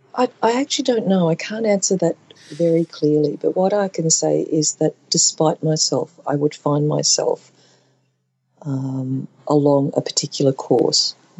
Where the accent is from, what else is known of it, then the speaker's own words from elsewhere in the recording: Brisbane, Queensland, Australia; I'm Chinese Australian and born at a time of white Australia policy